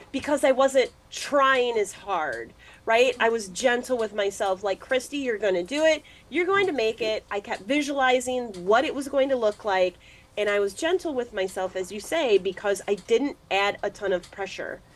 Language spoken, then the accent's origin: English; Midwest, United States; I'm from the Midwest